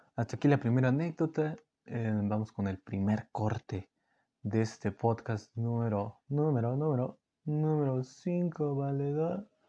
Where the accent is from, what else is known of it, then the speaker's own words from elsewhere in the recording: Miraflores, State of Mexico, Mexico; aquí en, Miraflores, aquí donde, de donde yo soy, Miraflores está Estado de México